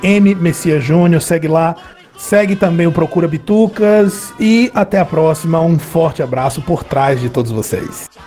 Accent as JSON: {"language": "Portuguese", "country": "Brazil", "said": "nós somos brasileiros"}